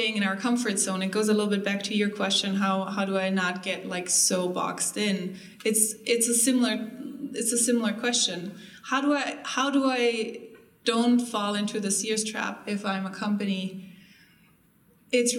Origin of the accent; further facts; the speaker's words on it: Germany; moved away; I'm from Germany